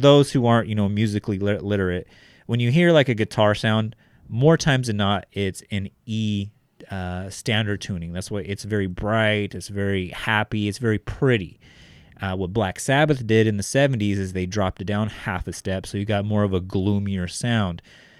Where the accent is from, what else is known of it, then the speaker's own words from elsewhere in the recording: Bakersfield, California, United States; Our inspirations growing up in Northeast Bakersfield, where we're currently sitting at, were … and …